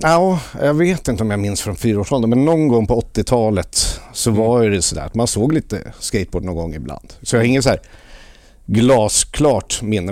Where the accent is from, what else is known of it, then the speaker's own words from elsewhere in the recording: Lidingö, Stockholm County, Sweden; Jag växte upp på norra Lidingö